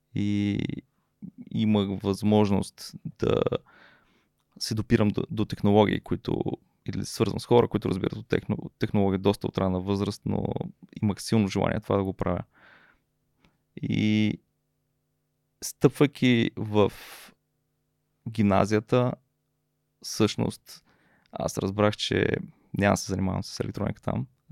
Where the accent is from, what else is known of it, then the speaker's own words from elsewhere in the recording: Peshtera, Pazardzhik Province, Bulgaria; moved away; also born or lived in Sofia / Blagoevgrad; Аз съм израснал в Пещера, но съм роден в София